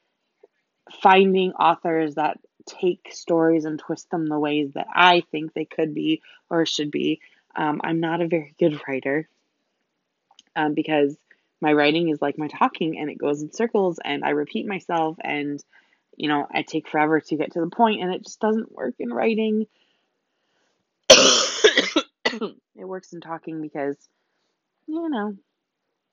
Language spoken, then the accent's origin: English; United States; also born or lived in Germany; I am an American